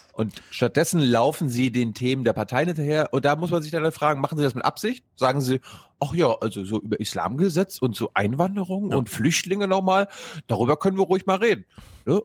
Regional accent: Berlin, Germany; als Berliner

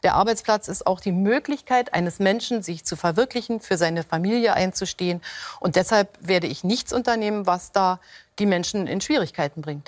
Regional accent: Germany; bei uns in Deutschland

